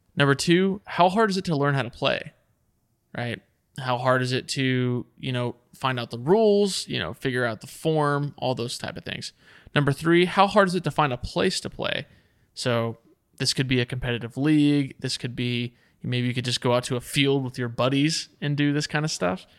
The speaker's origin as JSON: {"language": "English", "region": "Texas", "country": "United States", "said": "we're from Texas"}